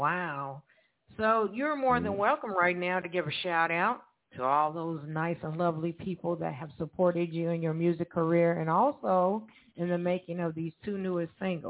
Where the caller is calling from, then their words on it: Evansville, Indiana, United States; I'm calling from Evansville, Indiana.